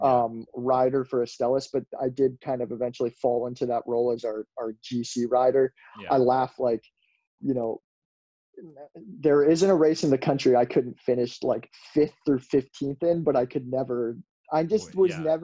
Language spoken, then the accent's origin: English; Lancaster County, Pennsylvania, United States; I'm from Lancaster County, Pennsylvania.